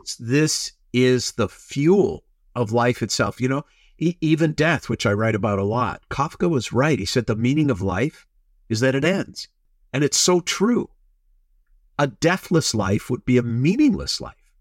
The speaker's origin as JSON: {"language": "English", "region": "Minnesota", "country": "United States", "tie": "born or raised there", "moved": "yes", "lives_now": "Los Angeles, United States", "said": "I grew up in Minnesota"}